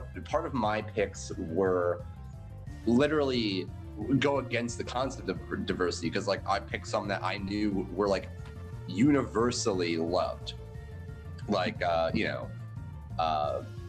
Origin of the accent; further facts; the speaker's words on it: Puerto Rico; I'm Puerto Rican